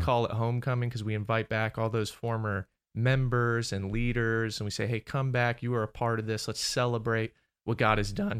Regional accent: Maryland, United States; moved away; I grew up in Maryland.

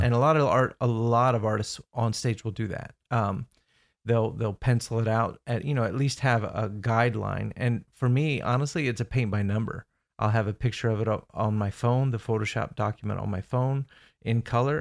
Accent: Indiana, United States; moved away as an adult; now in Orlando, United States; I grew up in Indiana as well

